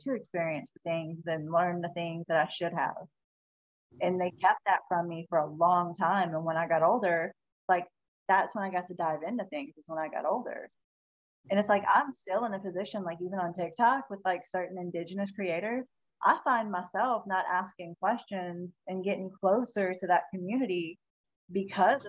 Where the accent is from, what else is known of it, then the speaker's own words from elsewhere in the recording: South Louisiana, United States; I'm from South Louisiana.